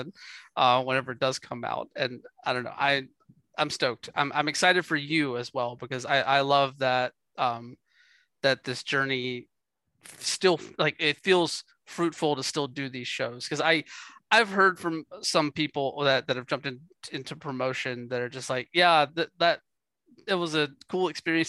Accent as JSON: {"language": "English", "region": "the South", "country": "United States", "said": "I'm from the South"}